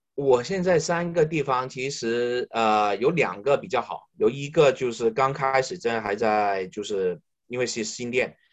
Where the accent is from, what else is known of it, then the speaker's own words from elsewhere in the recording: China; moved away as an adult; now in Canada; 我们中国人强大了